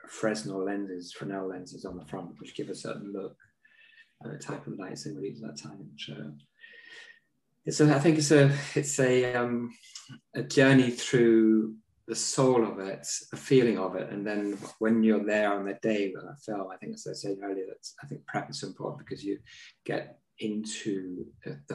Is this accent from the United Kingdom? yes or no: yes; London, United Kingdom; I was brought up in North London